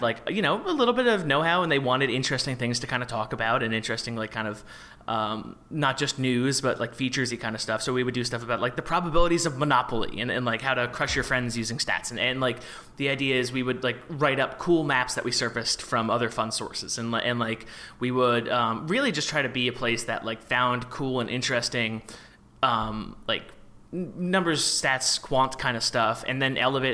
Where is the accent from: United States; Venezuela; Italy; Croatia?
United States; New York area; I'm from the New York area